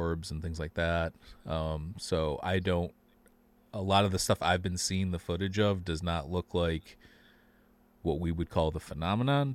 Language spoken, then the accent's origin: English; Michigan, United States; now in Chicago, United States; I'm from Michigan. I live in Chicago now